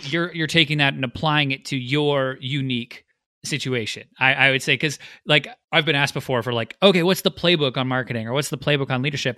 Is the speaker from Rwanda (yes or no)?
no; Vancouver, British Columbia, Canada; Vancouver, which is my hometown